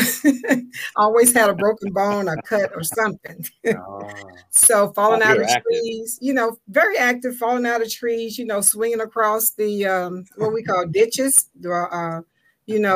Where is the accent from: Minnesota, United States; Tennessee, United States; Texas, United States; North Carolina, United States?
Tennessee, United States; Memphis; moved away as an adult; now in DMV (Washington metropolitan area), United States; I'm originally from Memphis, Tennessee